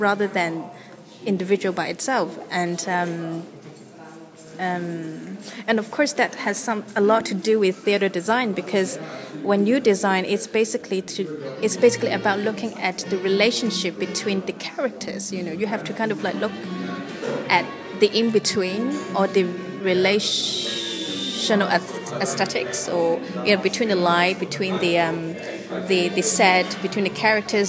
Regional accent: Hong Kong; moved away; I was from Hong Kong

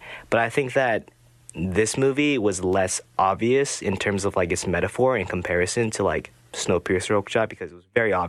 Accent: South Korea; moved away as an adult; also born or lived in Orange County, California, United States; now in United States; I was born and raised in Orange County. And then then I moved to Korea when I was 8 and grew up there until I came out here for college.

